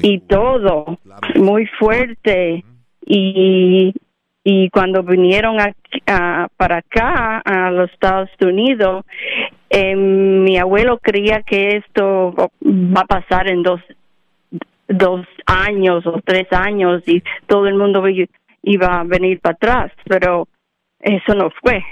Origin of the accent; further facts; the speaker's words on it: Cuba; mujeres como mí, cubanas, eh, cubana, hispanic